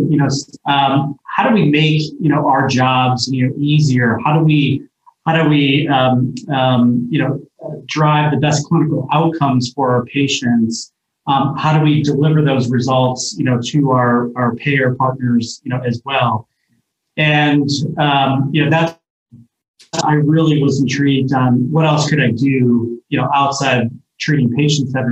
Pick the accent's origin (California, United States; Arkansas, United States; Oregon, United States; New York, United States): New York, United States; Ithaca/Binghamton area, upstate; moved away as an adult; now in Boulder, United States; I grew up in upstate New York, about an hour south of Syracuse, in the Ithaca, Binghamton area